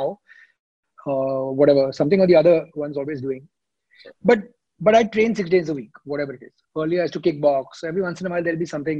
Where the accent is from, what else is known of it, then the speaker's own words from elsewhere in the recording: India; I'm from India.